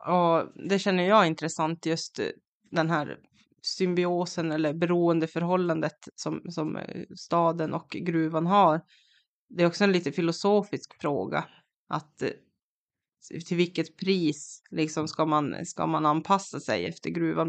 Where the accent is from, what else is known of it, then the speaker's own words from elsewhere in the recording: Kiruna, Norrbotten County, Sweden; moved away as an adult; jag är ju från Kiruna själv, men jag flyttade därifrån tjugohundraelva